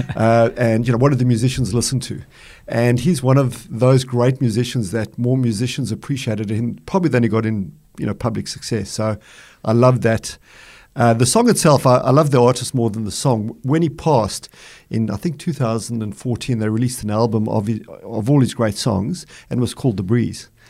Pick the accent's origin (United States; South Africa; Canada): South Africa; Boksburg, Gauteng; moved away as an adult; now in Australia; my life growing up in Boksburg in South Africa, which is a small mining town